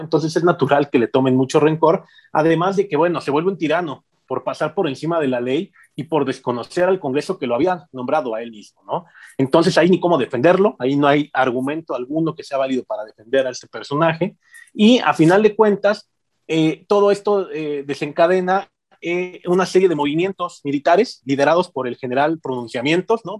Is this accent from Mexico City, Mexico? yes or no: yes; Mexico City, Mexico; now in Morelia, Mexico; siendo em, chilango